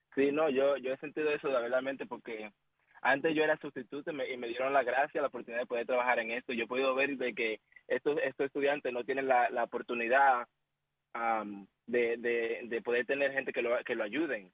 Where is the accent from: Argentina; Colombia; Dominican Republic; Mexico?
Dominican Republic; Yo soy de República Dominicana